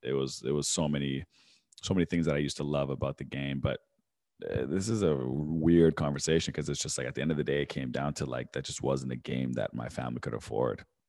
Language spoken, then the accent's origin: English; Vancouver, British Columbia, Canada; I grew up in Vancouver